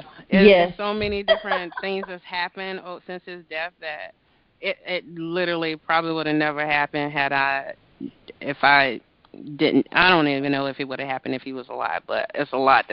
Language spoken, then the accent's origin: English; Greensboro, North Carolina, United States; also born or lived in Boston; now in Maryland, United States; my hometown of Greensboro, North Carolina